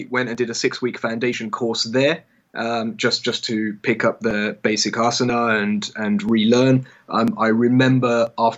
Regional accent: England, United Kingdom; I grew up in England, and I went to a very English school

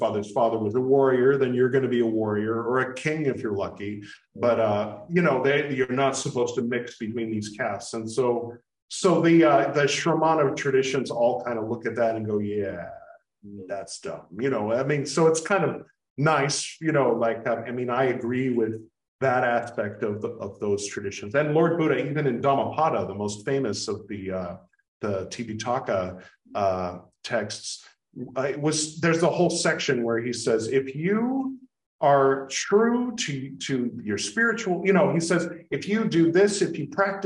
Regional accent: United States; being American

